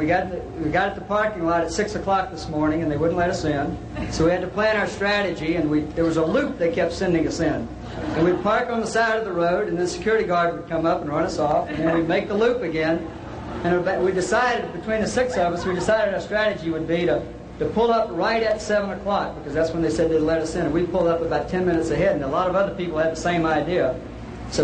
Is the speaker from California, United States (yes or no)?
no; Winter Park, Florida, United States; Winter Park, Florida.